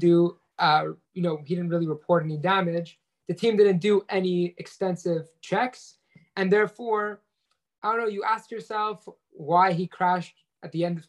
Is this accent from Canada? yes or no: yes; Canada; as a Canadian